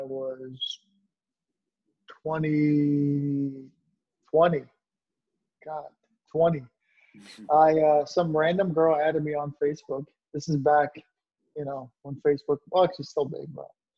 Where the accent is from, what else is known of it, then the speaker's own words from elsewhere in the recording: Northern Virginia, United States; I've lived in Northern Virginia my entire life